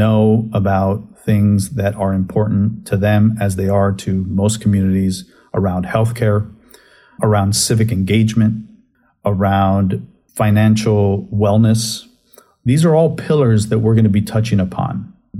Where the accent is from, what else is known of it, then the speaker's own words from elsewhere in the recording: Southern California, United States; moved away as an adult; also born or lived in San Francisco / San Diego / San Antonio, Texas / Los Angeles; now in Austin, United States; growing up in Southern California, I went and lived in San Francisco for a couple of years, then spent several years in San Diego, several years here in Texas in different cities